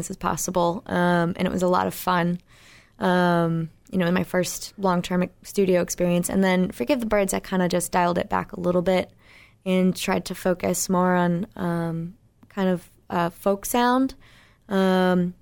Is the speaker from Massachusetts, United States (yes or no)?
yes; Plymouth, Massachusetts, United States; I'm from Plymouth, Massachusetts